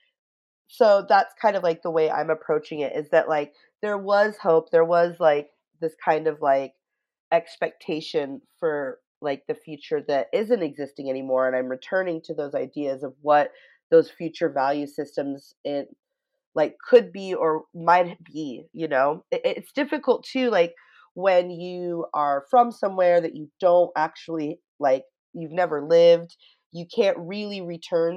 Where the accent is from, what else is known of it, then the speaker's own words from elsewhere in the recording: United States; I'm American